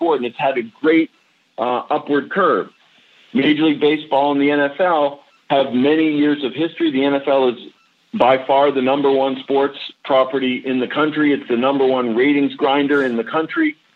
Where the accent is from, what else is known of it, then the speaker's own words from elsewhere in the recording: New England, United States; I grew up in New England.